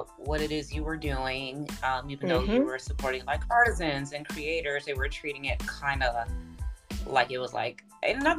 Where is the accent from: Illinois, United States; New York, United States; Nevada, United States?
Illinois, United States; Chicago; now in Los Angeles, United States; I'm from Chicago